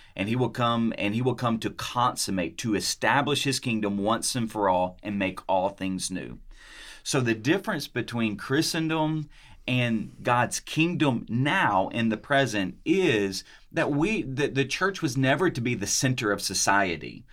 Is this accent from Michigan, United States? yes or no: no; Munford, Tennessee, United States; moved away; I'm from Mumford, Tennessee